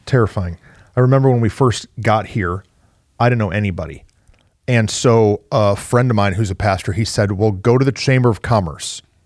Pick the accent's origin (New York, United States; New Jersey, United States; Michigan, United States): Michigan, United States; Flint; moved away; also born or lived in Mansfield; I'm from Flint, Michigan